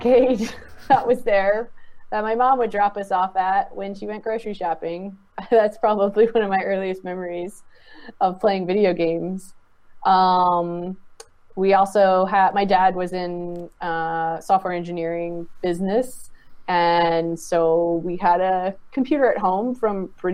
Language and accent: English; Richmond, Virginia, United States; growing up in Richmond, Virginia, playing video games in the suburbs